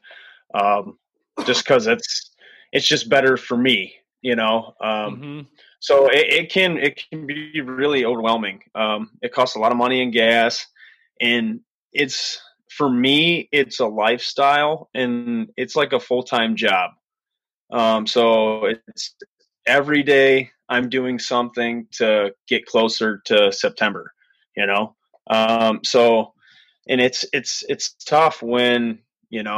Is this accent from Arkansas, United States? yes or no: no; Cleveland, Ohio, United States; also born or lived in Colorado; Cleveland native. So I was born and raised in Ohio